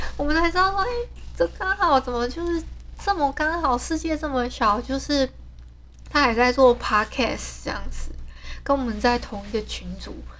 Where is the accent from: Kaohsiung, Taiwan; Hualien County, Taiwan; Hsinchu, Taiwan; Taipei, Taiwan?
Hualien County, Taiwan; Hualien; 像我是本来就是 外地人嘛，因为我是花莲人